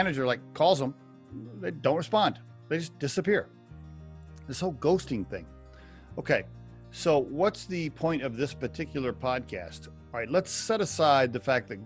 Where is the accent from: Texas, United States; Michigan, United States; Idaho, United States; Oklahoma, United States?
Oklahoma, United States; I grew up in Oklahoma